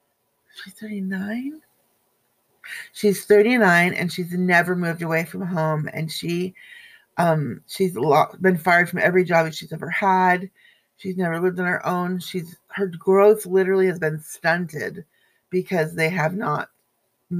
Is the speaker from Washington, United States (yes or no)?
yes; Everett, Washington, United States; moved away; I was back in my hometown of Everett, Washington, which I'll never go back to ever, ever again